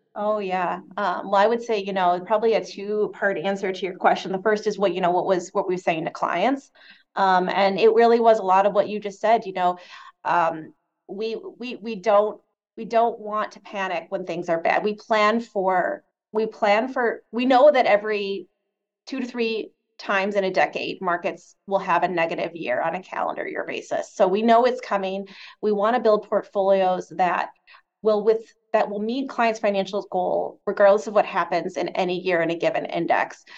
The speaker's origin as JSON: {"language": "English", "region": "Michigan", "country": "United States", "also_born_or_lived": "Chicago", "moved": "yes", "said": "my home state of Michigan"}